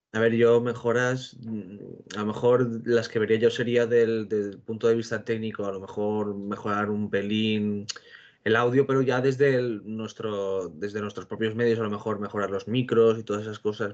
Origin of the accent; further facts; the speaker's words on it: Castellón de la Plana, Valencian Community, Spain; soy de Castellón